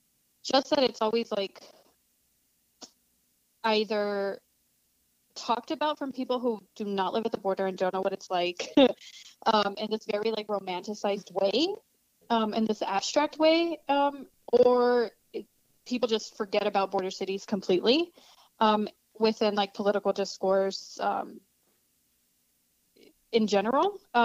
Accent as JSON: {"language": "English", "town": "El Paso", "region": "Texas", "country": "United States", "tie": "born or raised there", "also_born_or_lived": "Ciudad Juárez, Mexico", "said": "And then I grew up here in El Paso. But like you said, my family's still in Juarez."}